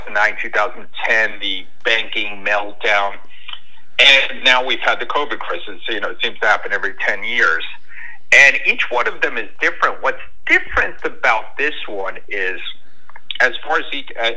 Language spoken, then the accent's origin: English; New Jersey, United States; moved away as an adult; now in Florida, United States; I grew up in New Jersey